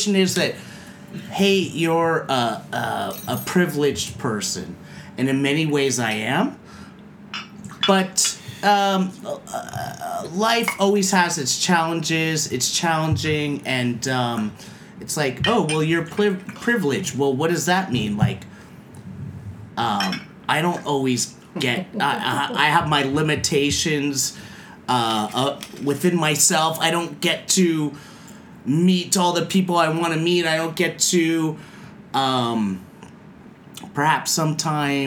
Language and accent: English; San Francisco, California, United States; moved away; I grew up in San Francisco